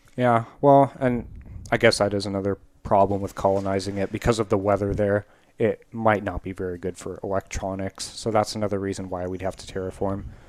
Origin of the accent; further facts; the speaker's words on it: United States; speaking as an American